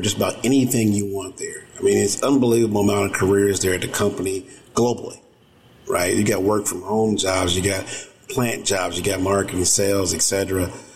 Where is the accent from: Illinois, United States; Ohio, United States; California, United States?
Ohio, United States; moved away; also born or lived in Indiana / Michigan; I was born here in Ohio